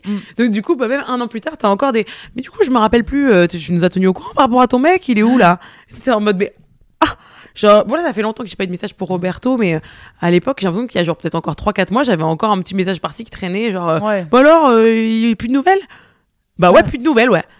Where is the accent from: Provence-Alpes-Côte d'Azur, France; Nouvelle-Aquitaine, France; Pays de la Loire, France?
Provence-Alpes-Côte d'Azur, France; Marseille; je suis marseillaise